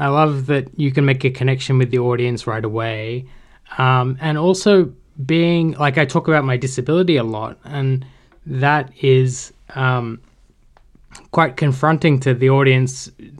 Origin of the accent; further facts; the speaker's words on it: Sydney, New South Wales, Australia; I grew up in Sydney.